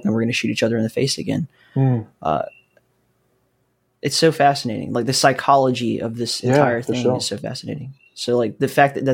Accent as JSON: {"language": "English", "region": "Alabama", "country": "United States", "tie": "born or raised there", "said": "I grew up in the Southeast, and it is not a thing there."}